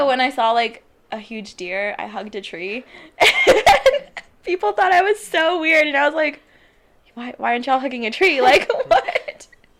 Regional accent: San Antonio, Texas, United States; also born or lived in Chicago / New York / Virginia; I mean, basically, I've lived here my whole life almost. I mean, I was born in Chicago, and my dad's just kind of kept moving around New York, Virginia, and I was one, and then San Antonio when I was 7 or 6. So, yeah, San Antonio.

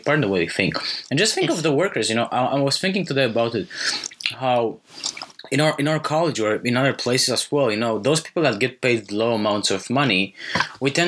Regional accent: Romania; I grew up in Romania

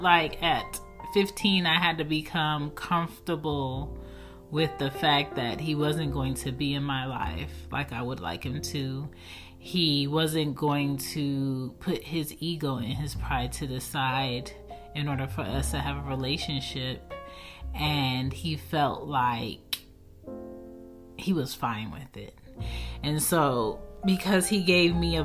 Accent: Baltimore, Maryland, United States; born or raised there; also born or lived in Philadelphia, Pennsylvania

